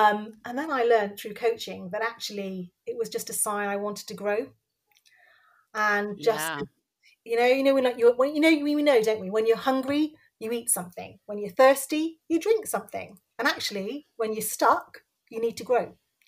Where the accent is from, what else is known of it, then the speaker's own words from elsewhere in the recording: Cardiff, Wales, United Kingdom; So I was born in Cardiff. I'm Bangladeshi origin. So my parents were both born in Bangladesh and came over in the 60s and landed in Wales, which was great. And I have two sisters and grew up in Wales the whole time and lost my accent